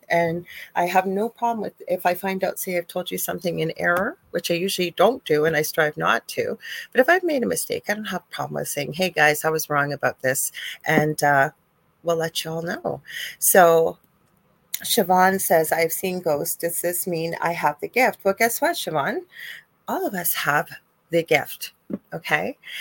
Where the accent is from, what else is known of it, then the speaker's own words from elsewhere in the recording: Canada; I'm Canadian